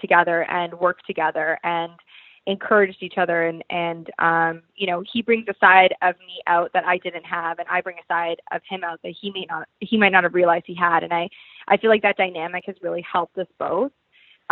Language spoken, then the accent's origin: English; Toronto, Ontario, Canada; moved away; my hometown